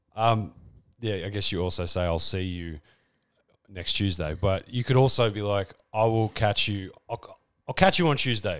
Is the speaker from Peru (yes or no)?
no; Australia; accent: Australian; I'm leaning into my Australian accent